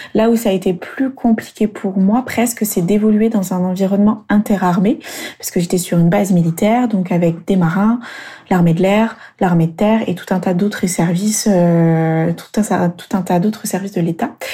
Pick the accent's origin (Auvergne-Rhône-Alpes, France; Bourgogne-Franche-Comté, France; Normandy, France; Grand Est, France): Bourgogne-Franche-Comté, France; Burgundy; moved away as an adult; also born or lived in Lyon / Toulon / Australia; je suis de retour dans ma région natale, euh, la Bourgogne